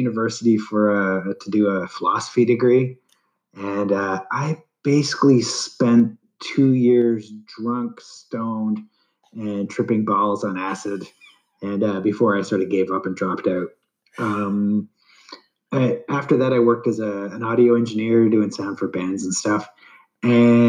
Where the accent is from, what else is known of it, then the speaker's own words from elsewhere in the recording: Canada; I'm Canadian